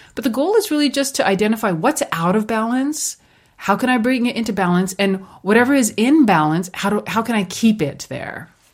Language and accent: English; India; moved away; growing up in India, we had a sugarcane, um, farm